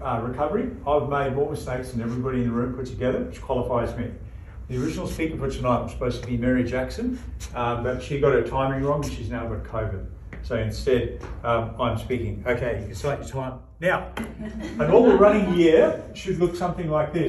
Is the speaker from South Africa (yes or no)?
yes; South Africa; now in Australia; I'm originally from South Africa